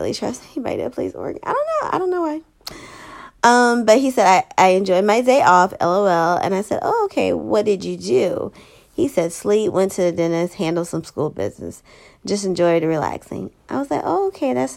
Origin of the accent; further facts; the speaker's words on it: Savannah, Georgia, United States; moved away; I'm from Savannah